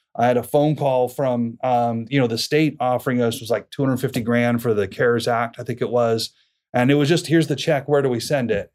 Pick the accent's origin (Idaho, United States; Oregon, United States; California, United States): Idaho, United States; Boise; also born or lived in Moscow, Idaho; born and raised in Boise down in southern Idaho